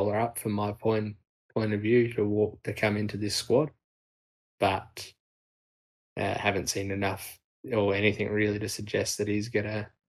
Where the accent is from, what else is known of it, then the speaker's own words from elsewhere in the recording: Australia; As an Australian